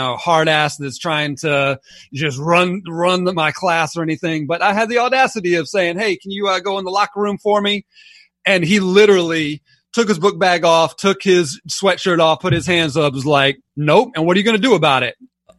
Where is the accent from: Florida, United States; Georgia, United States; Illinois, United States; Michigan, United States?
Georgia, United States; Atlanta; also born or lived in Alabama; I was born in Alabama. But we only lived there about 6 months, so I don't quite claim it. And then we moved here to Atlanta and kind of lived in and around Atlanta most of my life